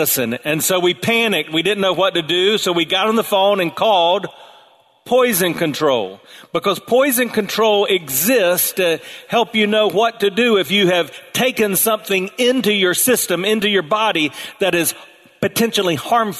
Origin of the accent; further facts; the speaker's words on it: South Carolina, United States; the water moccasins I grew up around in South Carolina